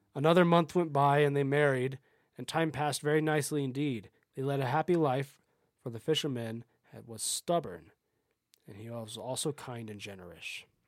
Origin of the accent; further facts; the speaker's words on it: United States; my family is more Scottish than we are Irish, even though we are American and not truly either